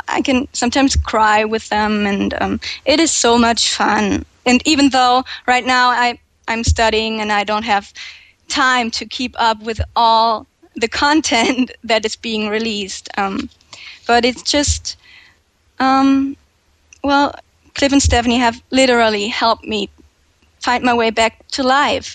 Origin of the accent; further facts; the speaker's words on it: Germany; English is a second language; I'm 21 years old and I'm from Germany